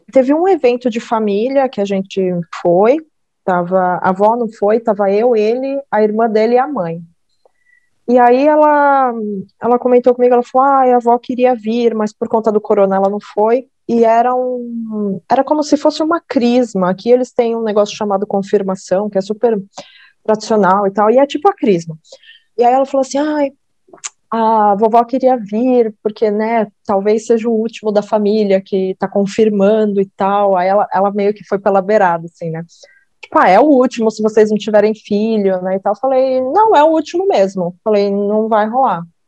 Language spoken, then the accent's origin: Portuguese; Salto, São Paulo, Brazil; quando eu nasci, a gente foi morar em Salto